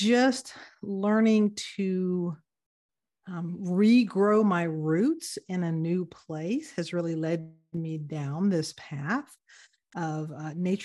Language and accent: English; Atlanta, Georgia, United States; moved away as an adult; now in Netherlands; originally born and raised in Atlanta